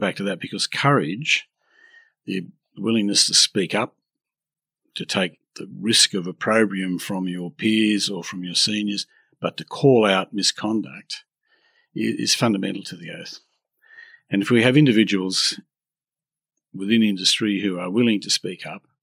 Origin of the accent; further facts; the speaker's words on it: Australia; I'm an Australian